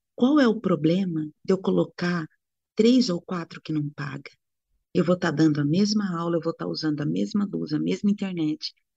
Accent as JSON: {"language": "Portuguese", "country": "Brazil", "said": "eu sou brasileira"}